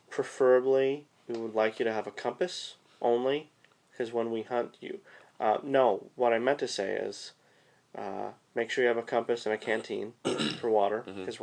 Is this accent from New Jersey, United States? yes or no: no; California, United States; Because I'm from California.